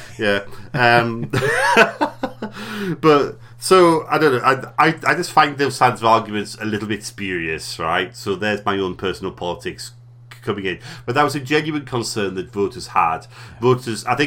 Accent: Durham, North East England, United Kingdom; we come from Durham, which is sort of known as being a bit of a rotten borough at times

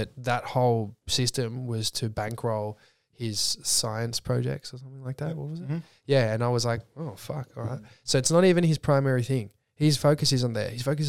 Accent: Clyde, Victoria, Australia; because I grew up in Clyde, just past Cranbourne. Dad's in horticulture. It's all market gardens.

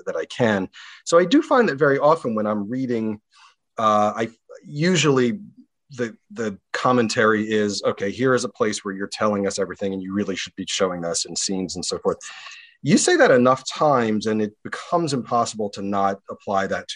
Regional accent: Baltimore, Maryland, United States; My hometown newspaper, the Baltimore Sun

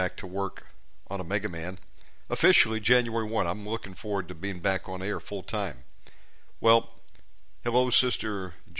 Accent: United States; moved away as an adult; now in Indonesia; my home country of America

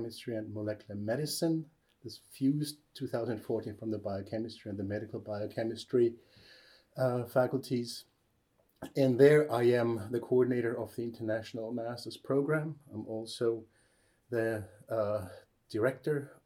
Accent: Germany; moved away as an adult; also born or lived in Würzburg, Germany / Albany, United States; now in Oulu, Finland; I'm actually German

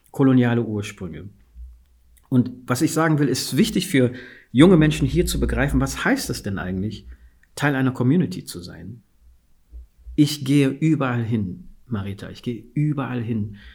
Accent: Guinea; als ich gesagt habe, ich bin aus Westafrika, aus Guinea, ich bin Fuller

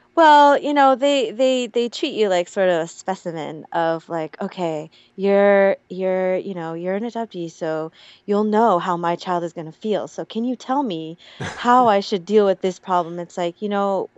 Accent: Portland, Oregon, United States; moved away as an adult; also born or lived in Hawaii / South Korea; now in Seoul, South Korea; I went to this really small um, Catholic elementary school in Northeast Portland

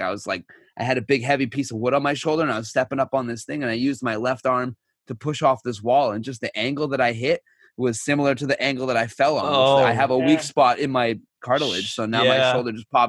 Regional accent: Canada; also born or lived in Calgary; I'm Canadian

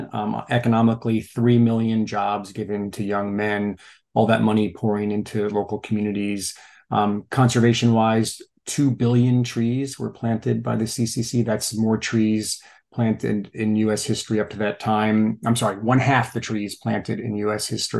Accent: New York, United States; I'm a New Yorker too.

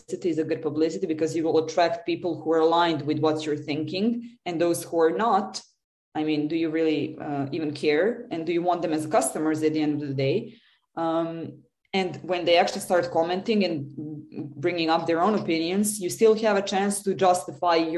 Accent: Serbia; I come from Serbia originally.

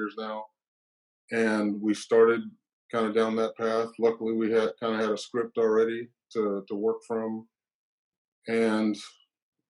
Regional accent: New Orleans, Louisiana, United States; now in Seattle, United States; I was born in New Orleans, Louisiana

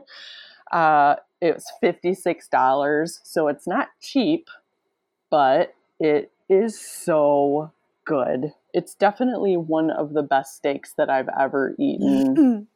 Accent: Midwest, United States; I'm from the Midwest

